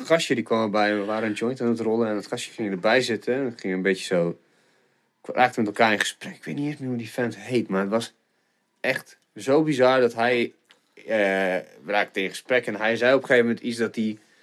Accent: Stellingwerf, Friesland, Netherlands; moved away as an adult; now in Groningen, Netherlands; ik ben echt opgegroeid in het noorden. Nou, Stellingwerf, maar officieel is dat natuurlijk ook Friesland

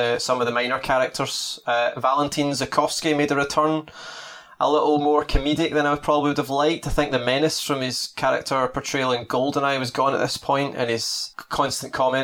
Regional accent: Scotland, United Kingdom; as a Scottish person

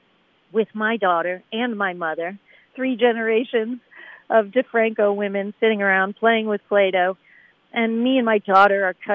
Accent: Buffalo, New York, United States; growing up in Buffalo, New York

